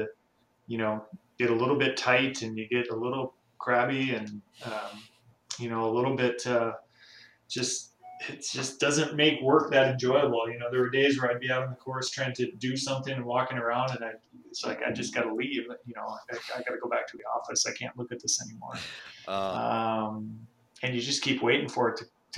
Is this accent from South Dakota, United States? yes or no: no; Albany, Minnesota, United States; I'm from Albany, Minnesota, which is about 90 minutes from where I'm sitting